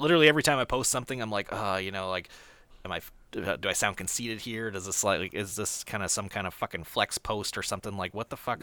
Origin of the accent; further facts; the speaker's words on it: near Fargo, North Dakota, United States; it was the one that was closest to my hometown. It was in, uh, Fargo, North Dakota